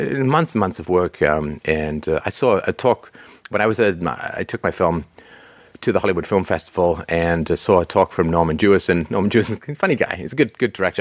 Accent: London, United Kingdom; I grew up in England, uh, in London, and my local team was Crystal Palace

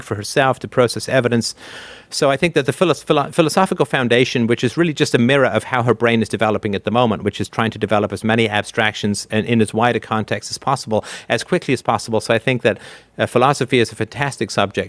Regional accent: Canada; I say this as a Canadian

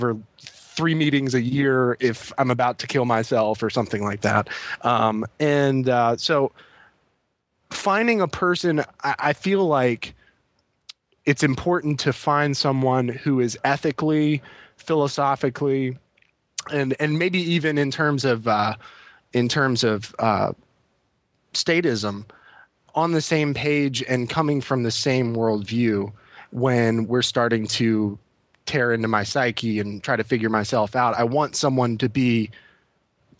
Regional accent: Virginia, United States; moved away as an adult; now in Indiana, United States; I moved back to my home state of Virginia.

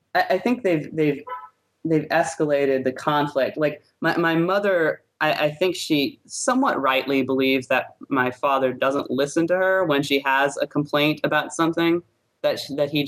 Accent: New Orleans, Louisiana, United States; my parents normally live in New Orleans, which is my hometown

